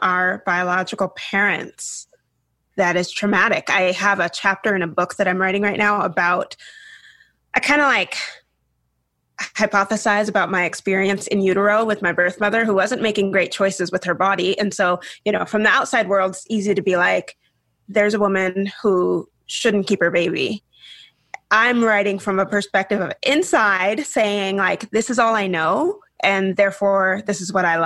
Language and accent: English; Washington, United States; also born or lived in the South (US); raised in the Northwest up near Canada in Washington State.